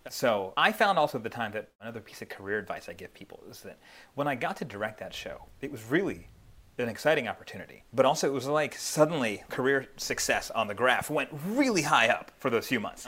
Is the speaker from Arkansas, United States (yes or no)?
no; Philadelphia, Pennsylvania, United States; I'm from Philadelphia